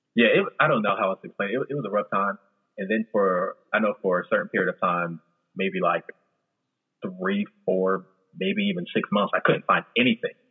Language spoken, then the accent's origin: English; New Jersey, United States; also born or lived in Florida; I'm originally from South Jersey